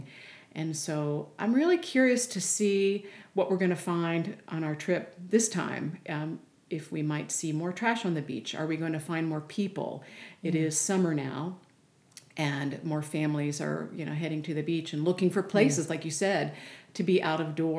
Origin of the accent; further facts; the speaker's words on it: Maryland, United States; having been born and raised in Maryland myself